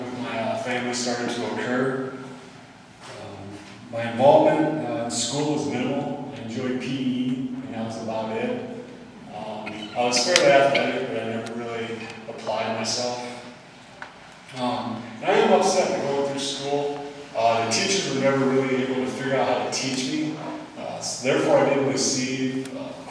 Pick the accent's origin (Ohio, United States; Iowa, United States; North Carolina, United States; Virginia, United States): Iowa, United States; Cedar Falls; I grew up in Cedar Falls, Iowa.